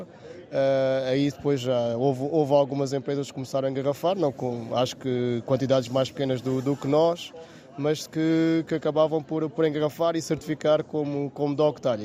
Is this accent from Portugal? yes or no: yes; Vila Alva, Alentejo, Portugal; sou também lá da, da aldeia de, de Vilova, nasci lá e fui lá criado